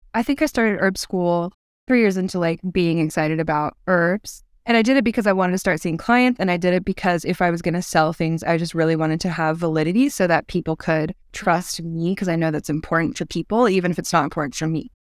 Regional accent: Chattanooga, Tennessee, United States; I am from Chattanooga, Tennessee, which is a beautiful town in a bowl of foothills in the Southern Appalachian mountain range. And I grew up here

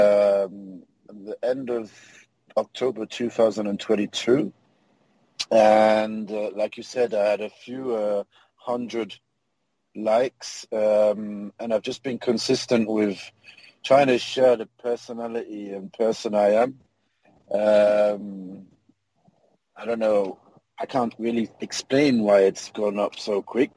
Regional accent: London, United Kingdom; moved away; also born or lived in Grimsby, England; born in London, in South London, in a little place, a town called Peckham. So, I lived there most of my life.

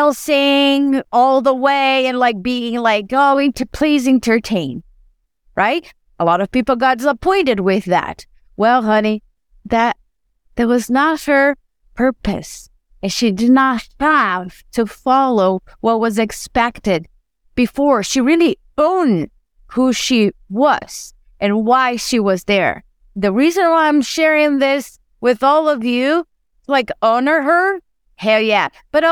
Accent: Brazil; born there; I was born in Brazil and I love soccer.

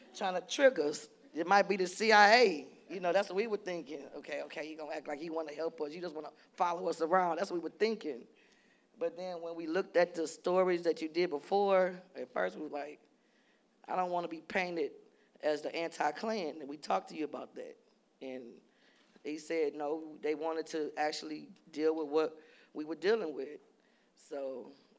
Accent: New Orleans, Louisiana, United States; I'm from New Orleans

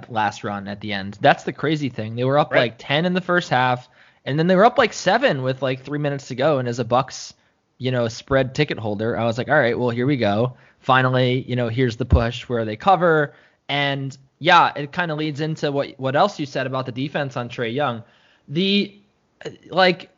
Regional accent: Connecticut, United States; moved away; where I grew up in Connecticut

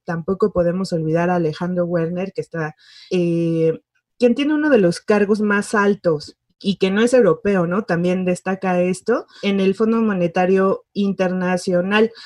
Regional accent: Mexico; somos los mexicanos

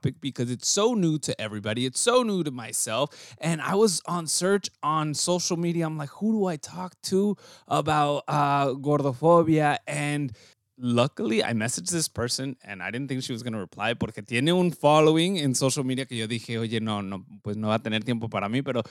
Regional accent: Southern California, United States; I'm California, born and raised, SoCal

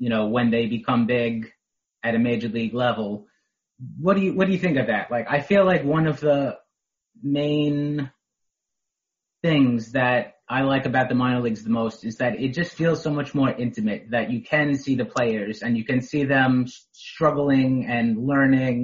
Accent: New York, United States; as a New Yorker

